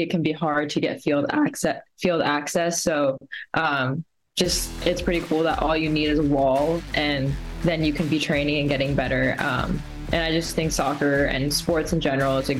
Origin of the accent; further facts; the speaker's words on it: the Bay Area, California, United States; I grew up in the Bay